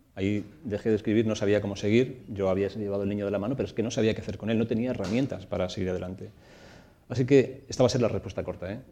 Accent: Torrijos, Castilla-La Mancha, Spain; el pueblo en el que me crié, en Torrijos, en la, provincia de Toledo

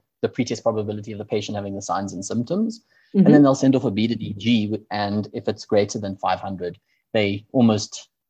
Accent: South Africa; maybe we as South African clinicians

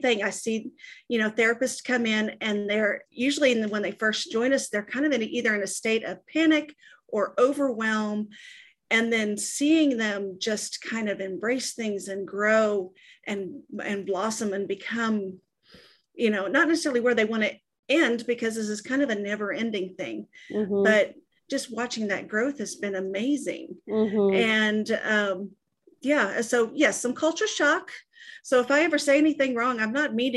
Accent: Texas, United States; I'm from Texas

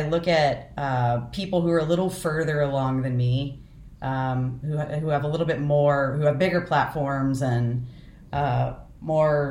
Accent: United States; I have been growing up white and middle class in the United States

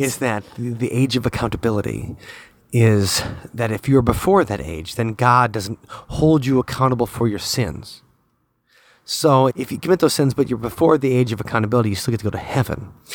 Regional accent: United States; I am that American that everybody hates

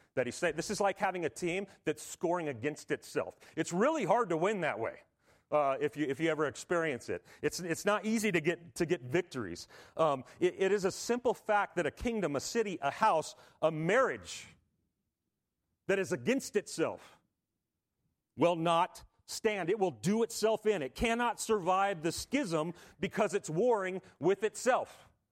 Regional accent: Southern California, United States; if you were a kid growing up in Southern California

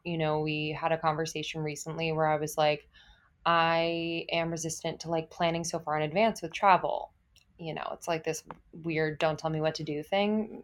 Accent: East Coast, United States; also born or lived in Los Angeles / New York; now in Brooklyn, United States; I grew up on the East Coast, s, and I have lived in New York before

